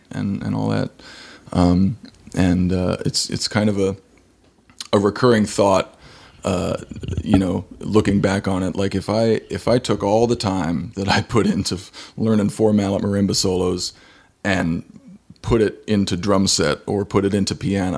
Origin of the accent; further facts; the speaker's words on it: Santa Fe, New Mexico, United States; now in Kansas City, United States; before that, I grew up in Santa Fe, New Mexico, and mm-hmm. did 2 years at University of New Mexico as a percussion major, transferred to Ball State in Indiana